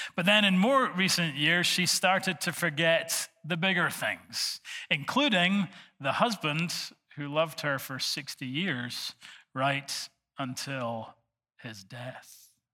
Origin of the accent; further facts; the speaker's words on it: Scotland, United Kingdom; I'm from Bonnie, Scotland